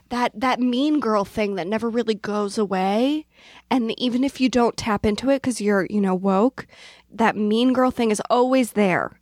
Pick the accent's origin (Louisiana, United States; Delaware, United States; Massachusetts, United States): Delaware, United States; Newark; moved away; I grew up in Delaware